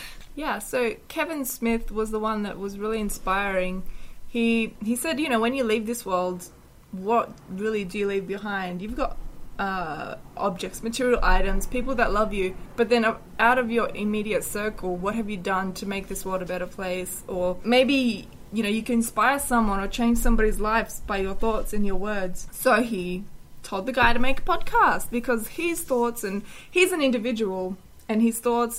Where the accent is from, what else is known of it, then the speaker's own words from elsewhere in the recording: Poland; I am from Poland